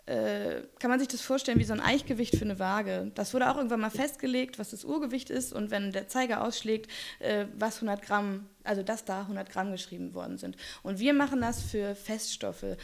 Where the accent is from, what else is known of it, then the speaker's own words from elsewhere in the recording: Kiel, Schleswig-Holstein, Germany; Ich komme aus Kiel, also Strand.